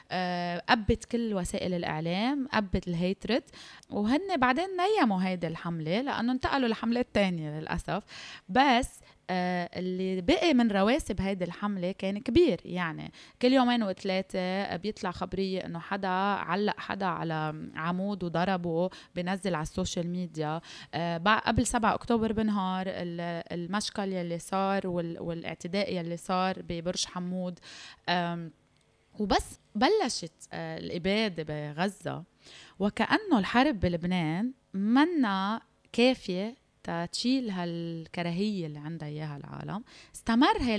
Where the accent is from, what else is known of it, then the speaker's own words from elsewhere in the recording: Syria; now in Lebanon; تخيل انت مجرد انك سوري انه يمكن لو لهجتي لبنانيه ما حدا بيدرى فيي ممنوع اظهر من بيتي